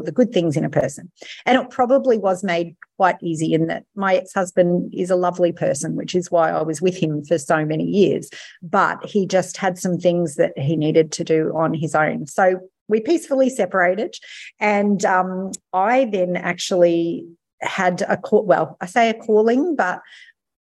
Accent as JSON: {"language": "English", "town": "Mackay", "region": "Queensland", "country": "Australia", "also_born_or_lived": "Sydney", "said": "I'm from Mackay"}